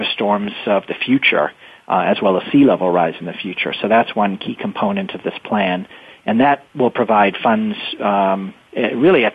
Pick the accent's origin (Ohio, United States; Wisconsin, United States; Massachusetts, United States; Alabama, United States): Massachusetts, United States; Winchester; representing my hometown of Winchester